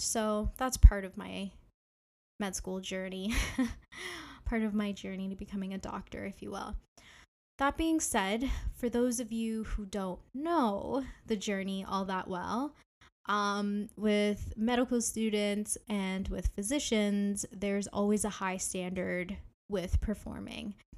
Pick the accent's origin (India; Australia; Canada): Canada; Ontario; I am from Ontario, Canada